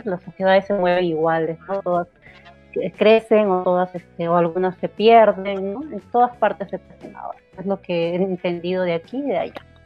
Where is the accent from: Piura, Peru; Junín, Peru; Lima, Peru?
Lima, Peru; now in Japan; Yo vengo de Perú, de, de una zona caliente, como es la Victoria